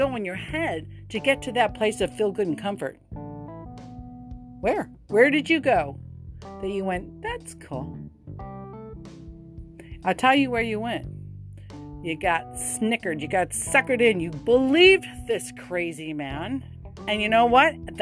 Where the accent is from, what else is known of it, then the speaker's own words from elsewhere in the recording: United States; I'm an American